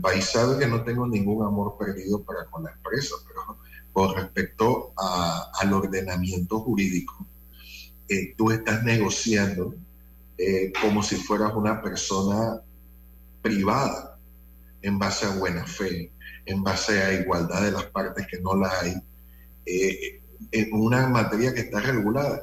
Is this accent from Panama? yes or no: yes; Panama; así como los panameños medimos el tiempo